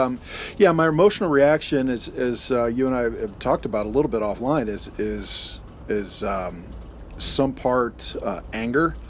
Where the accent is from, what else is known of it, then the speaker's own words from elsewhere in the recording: United States; I'd formed my identity as American